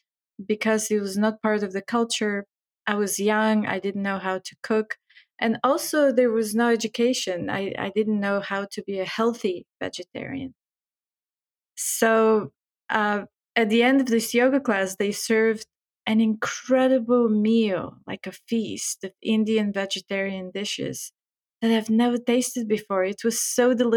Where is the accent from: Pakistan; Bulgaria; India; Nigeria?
Bulgaria; moved away; I'm from Bulgaria. I was born there. I grew up there.